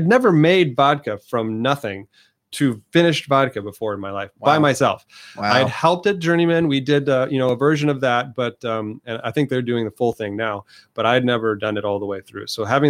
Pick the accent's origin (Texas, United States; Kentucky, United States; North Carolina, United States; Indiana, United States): Indiana, United States; I was from Northern Indiana, home of some of the best whiskeys in the world.